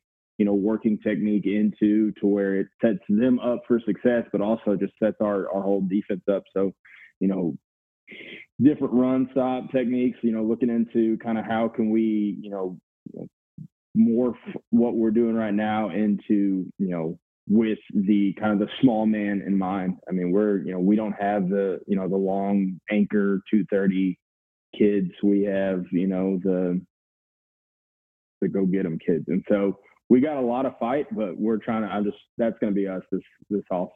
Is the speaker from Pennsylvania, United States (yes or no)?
no; Fredericksburg, Texas, United States; I grew up in Fredericksburg.